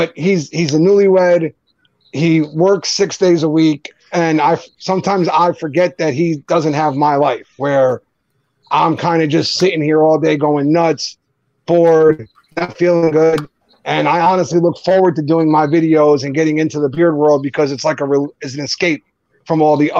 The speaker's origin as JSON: {"language": "English", "region": "New Jersey", "country": "United States", "accent": "Jersey", "said": "I'm from Jersey. I say it like an idiot."}